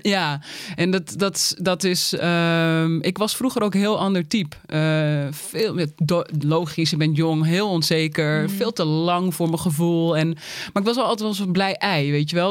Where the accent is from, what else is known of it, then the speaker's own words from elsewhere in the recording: Uithoorn, North Holland, Netherlands; ik kom uit Uithoren